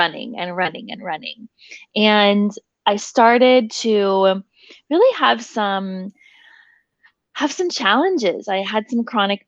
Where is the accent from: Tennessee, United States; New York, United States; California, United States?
Tennessee, United States; Nashville; I was born and raised in Nashville, Tennessee